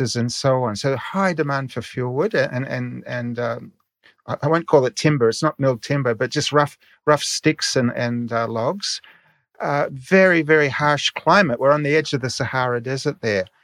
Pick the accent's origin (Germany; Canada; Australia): Australia; moved away as an adult; also born or lived in Niger; In my childhood, growing up in Australia